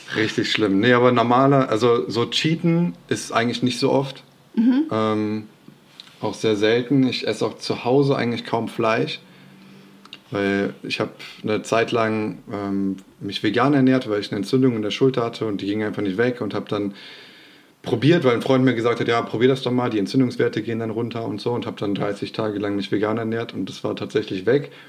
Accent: Bergisch Gladbach, North Rhine-Westphalia, Germany; ich komme aus Refrath oder Bergisch Gladbach, wer das nicht kennt.

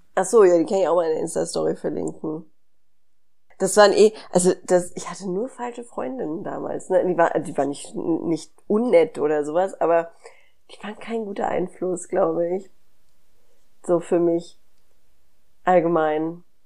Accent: Hanau, Hesse, Germany; ich bin ja in Hanau groß geworden

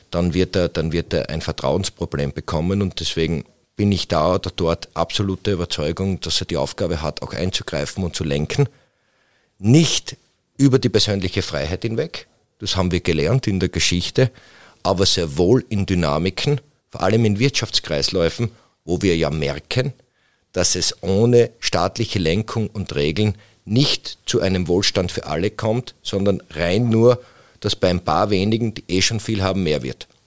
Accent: Styria, Austria; Ich komme aus dem Bezirk Mura

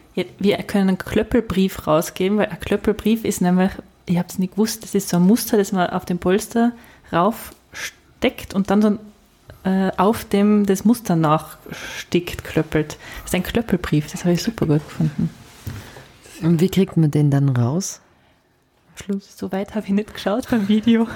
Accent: near Scharnitz on the Bavarian border, Tyrol, Austria; ich bin ja auch auf der Grenze quasi aufgewachsen, äh, an der äh, Tiroler bayerischen Grenze zu Richtung Garmisch

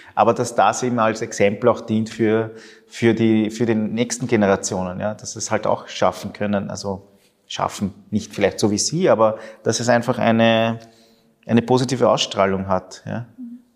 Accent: Vienna, Austria; also born or lived in Argentina; ich bin ein Wiener mit lateinamerikanischen Wurzeln

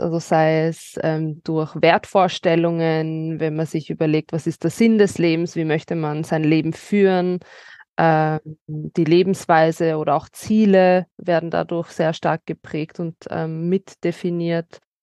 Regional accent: Vienna, Austria; born or raised there

